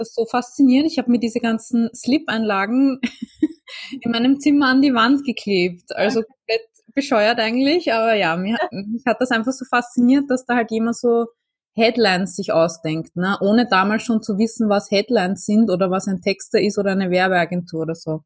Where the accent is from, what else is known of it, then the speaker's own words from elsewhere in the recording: Vienna, Austria; ich komme aus Wien